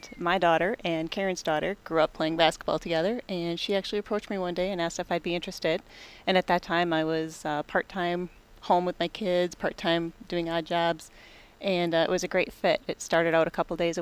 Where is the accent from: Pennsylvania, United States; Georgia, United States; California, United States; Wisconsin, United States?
Wisconsin, United States; Bloomer; I'm actually from Bloomer, Wisconsin